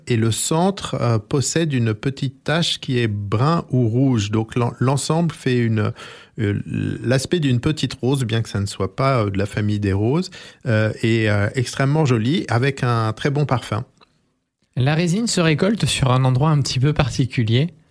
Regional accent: France; chez nous, en Corse et euh, dans le littoral du sud de la France

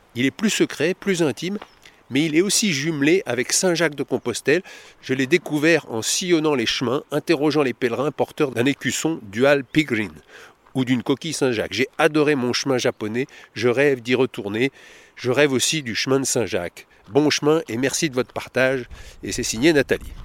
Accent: Costa Rica; moved away as an adult; now in France; Je viens de Costa Rica et de faire une école de cirque là-bas

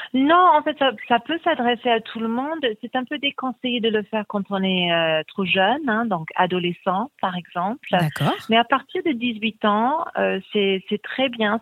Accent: England, United Kingdom; moved away; Je suis anglaise d'origine

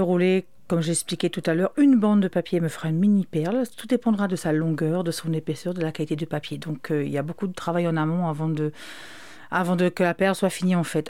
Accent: Réunion; je suis allée de la Réunion

